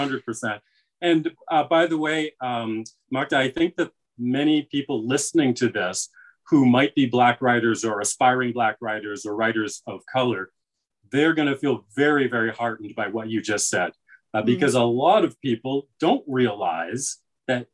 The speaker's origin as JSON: {"language": "English", "country": "Canada", "said": "I have American family, and I see how they are African-American, you know, in ways that I am not, because I'm Canadian"}